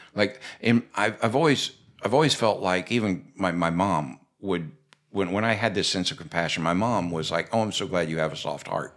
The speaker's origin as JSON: {"language": "English", "region": "Florida", "country": "United States", "tie": "born or raised there", "said": "when I was a kid growing up in Florida"}